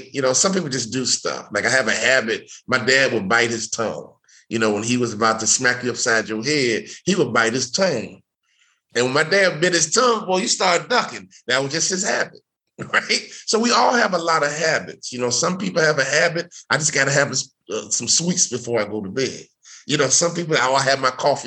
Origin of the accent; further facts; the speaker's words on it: Chicago, Illinois, United States; I grew up in Chicago